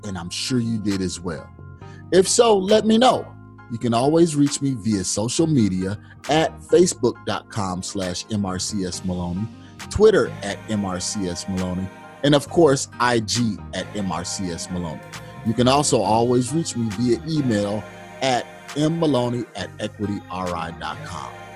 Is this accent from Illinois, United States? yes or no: yes; Kankakee, Illinois, United States; my hometown, which is Kankakee, Illinois